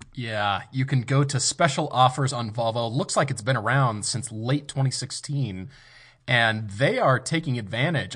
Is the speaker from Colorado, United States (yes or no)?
yes; Colorado, United States; I grew up in Colorado